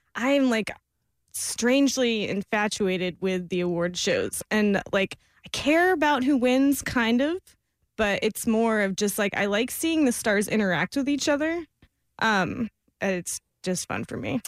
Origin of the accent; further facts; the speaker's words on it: Florida, United States; I am from Florida